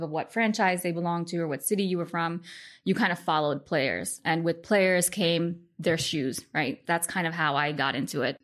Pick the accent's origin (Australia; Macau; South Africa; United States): United States; New York City, New York; growing up in Queens